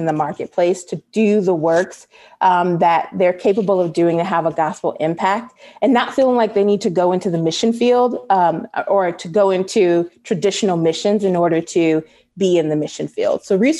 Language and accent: English; Chicago, Illinois, United States; So I am born and raised in Chicago, and but I've spent some time all across the world. I spent time studying in Rome and volunteering in Nairobi, back in Chicago.